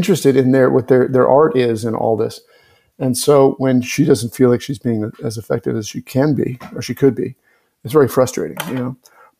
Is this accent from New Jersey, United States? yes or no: yes; Monmouth County, New Jersey, United States; I'm from Monmouth County.